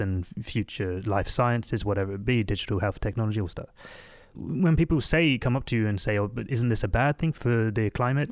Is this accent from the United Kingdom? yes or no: yes; England, United Kingdom; moved away as an adult; now in Sweden; born and raised in England, but the last few years I've been living and working in Sweden.